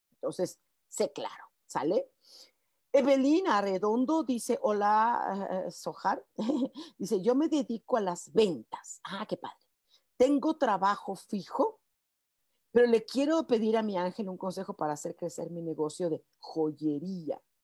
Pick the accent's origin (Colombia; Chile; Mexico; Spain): Mexico; como decimos mexicanos